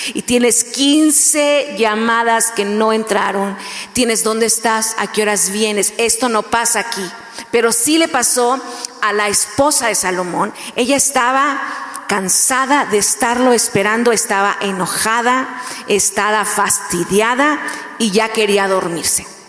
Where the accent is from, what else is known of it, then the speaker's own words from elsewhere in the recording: Mexico; first language Spanish; yo soy mexicana